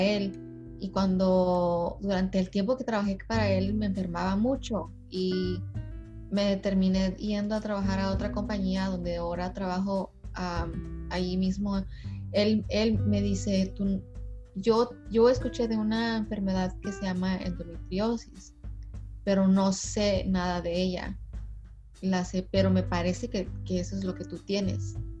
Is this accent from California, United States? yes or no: yes; California, United States; also born or lived in Mexico; nací en ah, México, pero crecí en California desde los tres años.